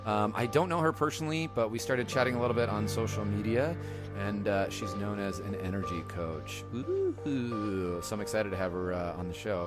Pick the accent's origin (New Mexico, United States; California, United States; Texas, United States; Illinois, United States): California, United States; San Diego; now in San Francisco, United States; I'm originally from San Diego, and I live in San Francisco